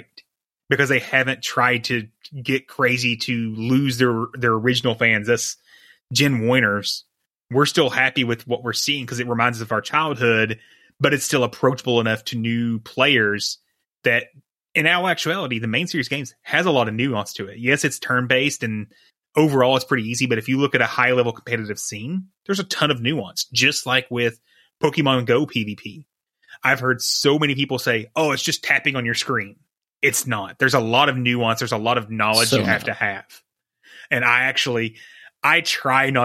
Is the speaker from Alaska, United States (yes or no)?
no; East Kentucky, United States; I grew up in East Kentucky